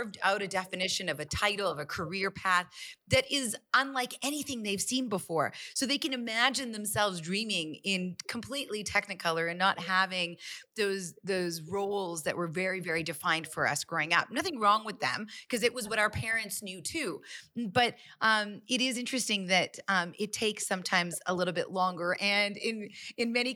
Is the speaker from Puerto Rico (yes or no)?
no; Calgary, Alberta, Canada; I'm born and raised in Calgary, Alberta, but my parents are both from India